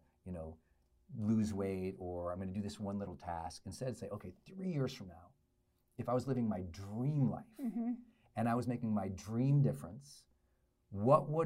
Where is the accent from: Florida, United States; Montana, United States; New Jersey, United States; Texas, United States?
Montana, United States; Butte; also born or lived in Great Falls, Montana; where I grew up in Butte, Montana, and then Great Falls, Montana, men weren't very expressive.